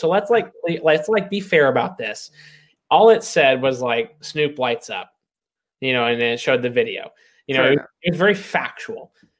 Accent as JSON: {"language": "English", "region": "Kentucky", "country": "United States", "said": "I'm from Kentucky."}